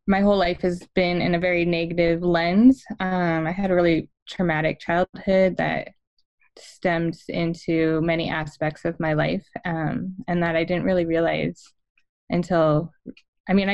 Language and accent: English; California, United States; now in Arizona, United States; I grew up in California, and I'm currently living in the deserts of Arizona